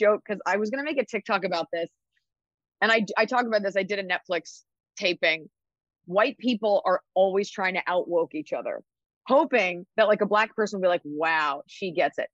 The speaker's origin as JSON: {"language": "English", "town": "Dallas", "region": "Texas", "country": "United States", "tie": "born or raised there", "also_born_or_lived": "New York", "said": "I was raised in Dallas, Texas"}